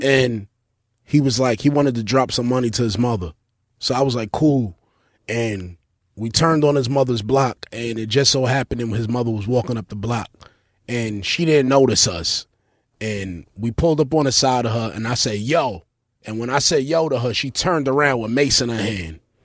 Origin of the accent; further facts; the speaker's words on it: New York City, New York, United States; I grew up in East New York in the nineties